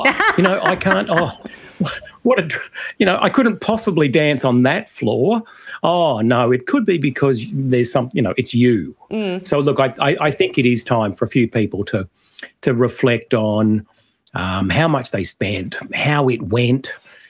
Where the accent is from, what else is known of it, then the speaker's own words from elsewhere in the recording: Australia; So I think our way of avoiding the list is to say we are all Australian and voting no is not racist.